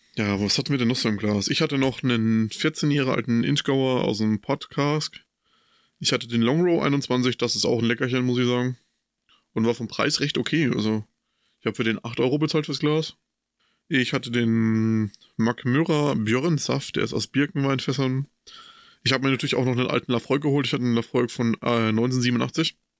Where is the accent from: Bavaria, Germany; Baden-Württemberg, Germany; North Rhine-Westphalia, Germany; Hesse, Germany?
Bavaria, Germany; Coburg; Bei uns in Coburg